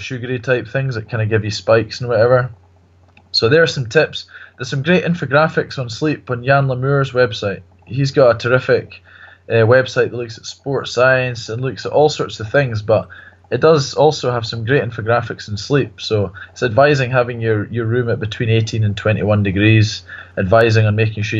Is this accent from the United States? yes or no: no; Kenya; I grew up in Kenya